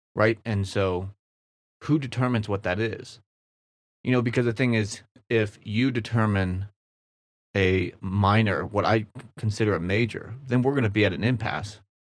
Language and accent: English; Kansas City, United States; I'm from Kansas City